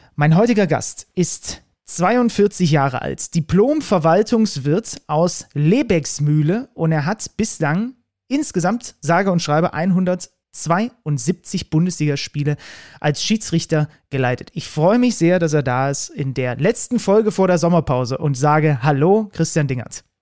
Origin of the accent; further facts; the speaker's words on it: West Saxony, Germany; zwischen den Erzgebirglern und so den, den Zwickauern, so der Ecke, wo ich herkomme